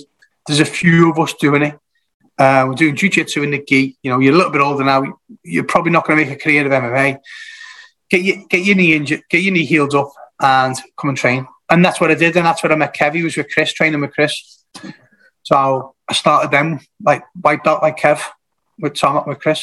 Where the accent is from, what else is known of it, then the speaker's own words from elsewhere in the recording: Kirkby, North West England, United Kingdom; moved away as an adult; also born or lived in Salisbury; now in Ormskirk, United Kingdom; I'm originally from Kirby in Liverpool